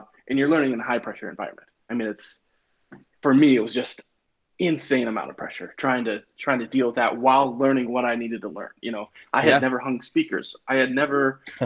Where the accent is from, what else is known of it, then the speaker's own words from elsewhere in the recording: Billings, Montana, United States; moved away as an adult; I went back to my hometown of Billings